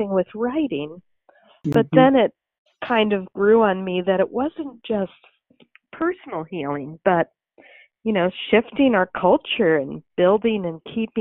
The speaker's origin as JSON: {"language": "English", "town": "New York City", "region": "New York", "country": "United States", "tie": "born or raised there", "also_born_or_lived": "Central New Jersey", "moved": "yes", "lives_now": "Lawrence, Kansas, United States", "said": "I grew up in Brooklyn, New York, and Central New Jersey, then fell in love with Kansas"}